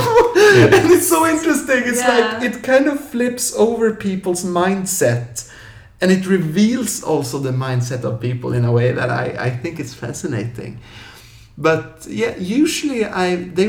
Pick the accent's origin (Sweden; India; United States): Sweden; stay in my hometown